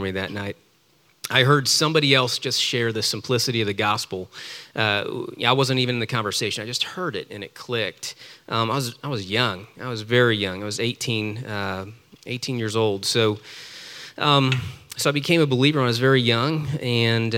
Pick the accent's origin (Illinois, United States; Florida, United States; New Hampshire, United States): Florida, United States; Tampa; I was born in Tampa, Florida, the youngest child